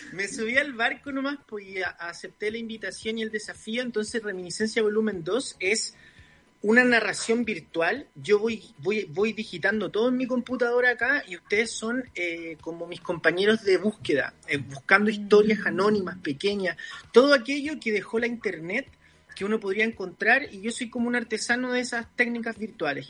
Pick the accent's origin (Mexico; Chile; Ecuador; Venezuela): Chile; Santiago, Santiago Metropolitan Region; Yo soy del barrio de Bellavista